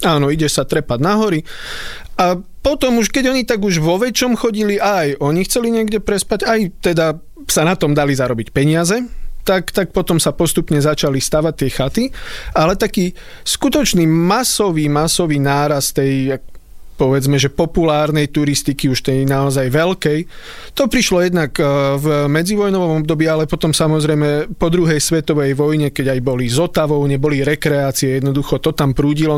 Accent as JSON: {"language": "Slovak", "town": "Vysoké Tatry", "region": "Prešov Region", "country": "Slovakia", "tie": "born or raised there", "moved": "yes", "said": "A tam som teda ja vyrastal, strávil som tam asi tak polovicu svojho života zatiaľ"}